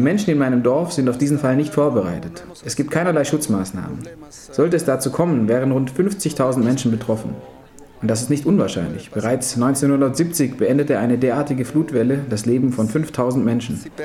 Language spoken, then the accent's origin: German; Huaraz, Ancash, Peru; unweit meiner Heimatstadt Huaraz